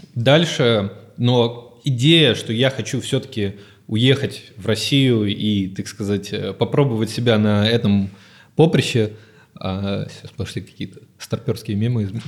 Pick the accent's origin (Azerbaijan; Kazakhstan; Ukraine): Ukraine; Odesa, Odesa Oblast; moved away; я, собственно, с Украины, из Одессы